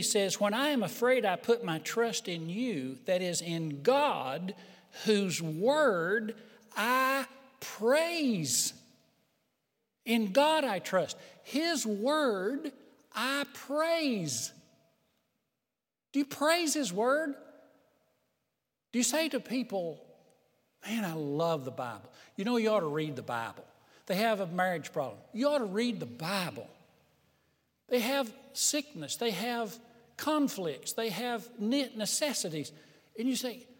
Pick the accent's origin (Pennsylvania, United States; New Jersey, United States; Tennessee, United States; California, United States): Tennessee, United States; Hills of; growing up in Hills of Tennessee